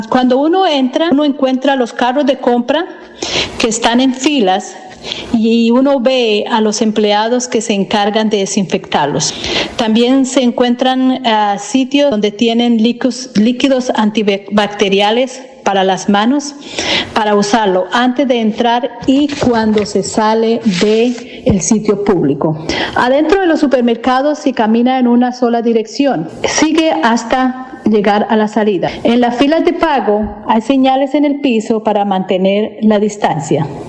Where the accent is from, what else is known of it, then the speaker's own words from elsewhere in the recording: Santander, Colombia; moved away as an adult; also born or lived in Puerto Rico; now in Texas, United States; atleta santandereana que salió de Colombia con una beca para adelantar estudios en Puerto Rico y que ahora vivo en Texas, Estados Unidos